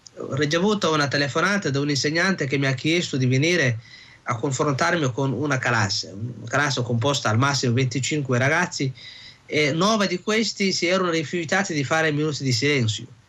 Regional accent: Somalia; now in Italy; rivedere i posti dove sono cresciuta, la mia infanzia

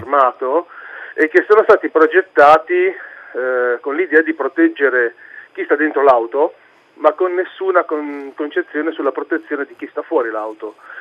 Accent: Savona, Liguria, Italy; sono di Savona

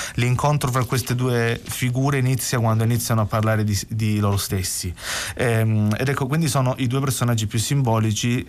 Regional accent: Gallipoli, Apulia, Italy; first language Salentino dialect; Italian is a second language; moved away as an adult; now in Bologna, Italy; sono andato via dal Salento dove ho vissuto per 27 anni a Gallipoli e sono andato a vivere a Bologna

